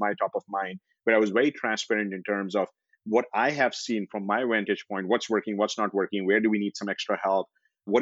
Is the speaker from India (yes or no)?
yes; India; moved away as an adult; also born or lived in Singapore / Bangalore; now in United States; I grew up in India